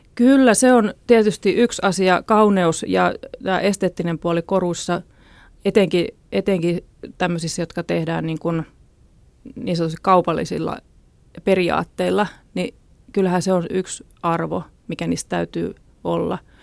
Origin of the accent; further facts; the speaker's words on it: Ostrobothnia, Finland; Mä oon syntynyt Pohjanmaalla lakeuksilla